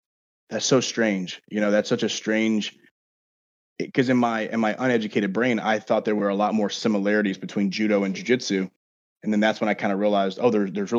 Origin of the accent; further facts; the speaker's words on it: Bossier City, Louisiana, United States; Barksdale Air Force Base, which is in my hometown in Bossier.